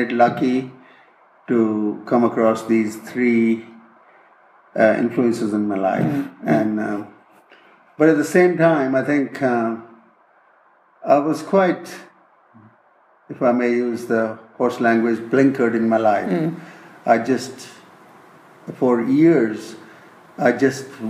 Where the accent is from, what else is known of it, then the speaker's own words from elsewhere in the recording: India; moved away as an adult; also born or lived in California, United States / Kentucky, United States; I'm from India originally, did my school, my bachelor's degree in India